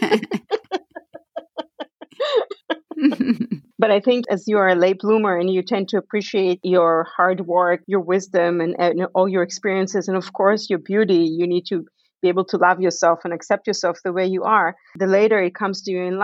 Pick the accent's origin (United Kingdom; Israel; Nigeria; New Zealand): Israel; moved away as an adult; also born or lived in Canada / Victoria, Canada; now in Vancouver, Canada; I grew up in Israel. I was born in Canada, but I grew up in Israel.